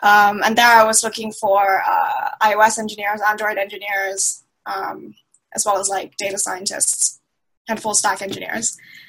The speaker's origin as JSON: {"language": "English", "country": "Thailand", "also_born_or_lived": "Middle East", "said": "Yeah, so I'm from Thailand, but I grew up in the Middle East."}